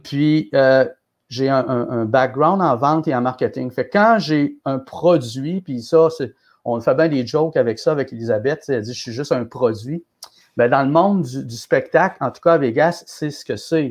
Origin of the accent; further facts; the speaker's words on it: Quebec City, Quebec, Canada; je suis de Québec, j'avais déjà produit des spectacles ici